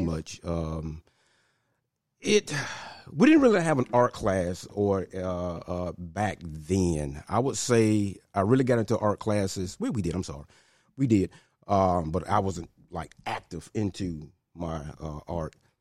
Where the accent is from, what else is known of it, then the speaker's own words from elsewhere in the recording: Memphis, Tennessee, United States; Born and raised in Hollywood, North Memphis